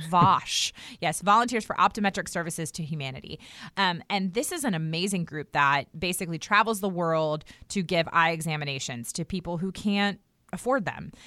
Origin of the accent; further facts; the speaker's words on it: United States; I was born and raised in Redskins territory outside of Washington, D C